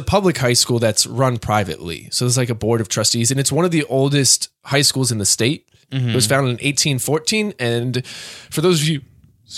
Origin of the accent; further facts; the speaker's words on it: Hampstead, New Hampshire, United States; I grew up in Hampstead, which is just east of Derry, New Hampshire